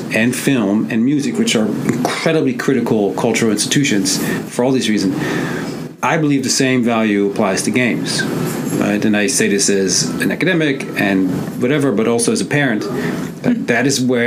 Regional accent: Netherlands; now in United States; I'm originally from the Netherlands. I moved to the US, back where I come from.

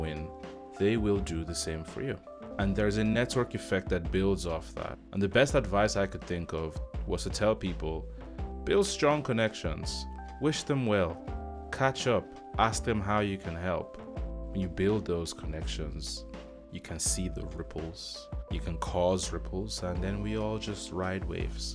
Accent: United Kingdom; also born or lived in Nigeria; now in Ireland; I'm a British Nigerian living in Ireland.

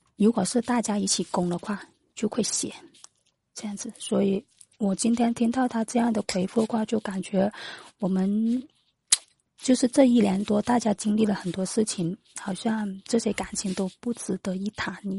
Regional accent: Foshan, Guangdong, China; 我是广东佛山的

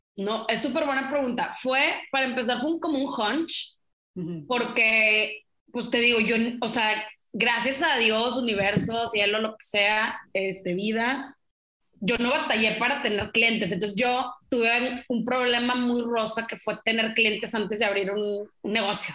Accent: Mexico; como somos los mexicanos, pues chismosos

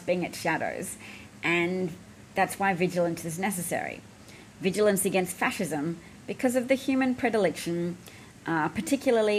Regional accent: Australia; as an Australian

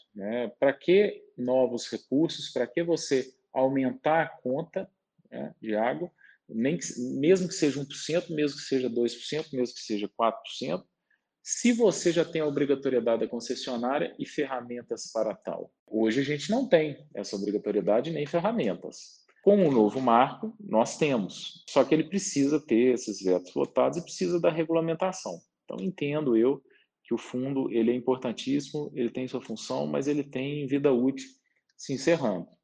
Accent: Minas Gerais, Brazil; eu sou aqui de Minas Gerais

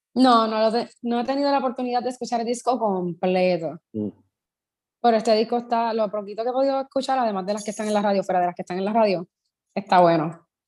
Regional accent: Puerto Rico; soy de Puerto Rico

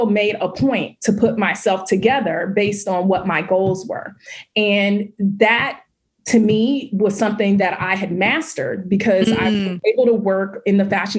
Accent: Oakland, California, United States; I grew up, born and raised in Oakland, California

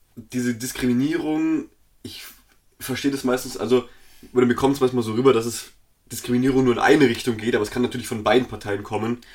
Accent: Bavaria, Germany; wir beide sind, wir kommen aus Bayern

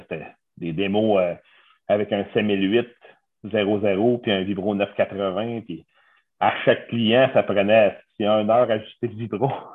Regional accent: Montérégie, Quebec, Canada; moi, je suis natif de Hopton, à Montérégie.

